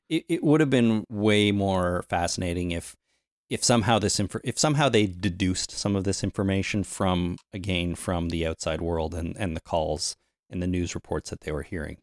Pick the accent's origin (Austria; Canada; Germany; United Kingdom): Canada; since we grew up in Canada, we know a little bit of French.